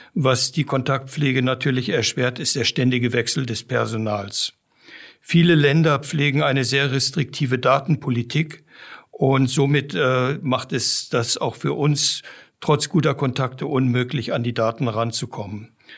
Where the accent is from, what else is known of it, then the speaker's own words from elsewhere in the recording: Namibia; moved away as an adult; also born or lived in Giessen, Germany / South Africa; now in Germany; Ich bin in Namibia aufgewachsen, einem trockenen Land